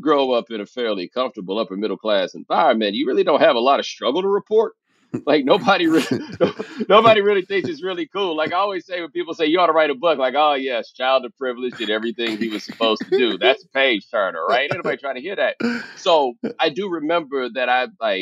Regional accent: Houston, Texas, United States; I grew up in Houston

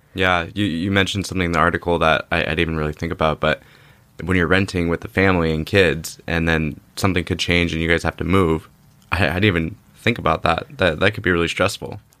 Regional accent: Orange County, California, United States; I grew up in Orange County area

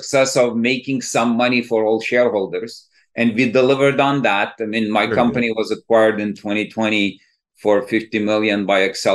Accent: Istanbul, Turkey; moved away as an adult; also born or lived in Massachusetts, United States; now in Bay Area, United States; So originally, I'm from Istanbul, Turkey.

